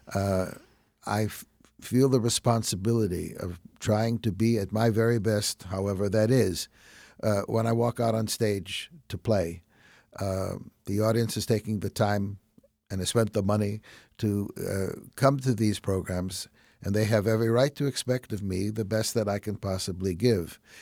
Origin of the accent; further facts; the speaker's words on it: Chicago, Illinois, United States; accent: Chicago; with my Chicago accent